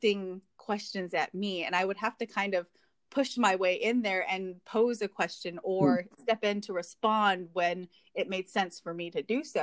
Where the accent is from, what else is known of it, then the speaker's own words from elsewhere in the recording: Hawaii, United States; moved away as an adult; now in Indiana, United States; growing up in Hawaii and looking like everyone there